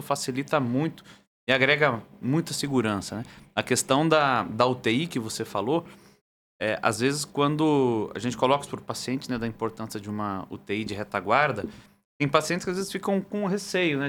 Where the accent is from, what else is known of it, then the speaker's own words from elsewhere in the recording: Brazil; sou do Brasil